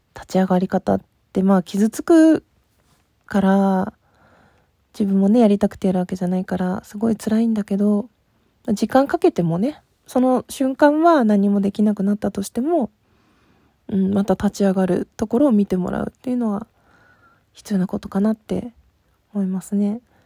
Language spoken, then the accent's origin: Japanese; Hokkaido, Japan; 北海道出身